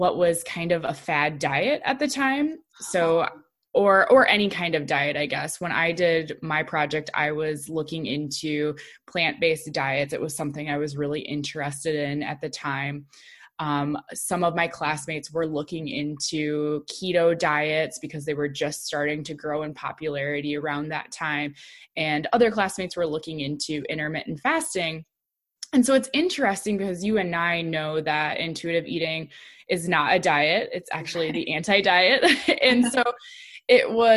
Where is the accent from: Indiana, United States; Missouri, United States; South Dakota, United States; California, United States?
South Dakota, United States; moved away as an adult; also born or lived in Illinois; South Dakota State University, which is my home state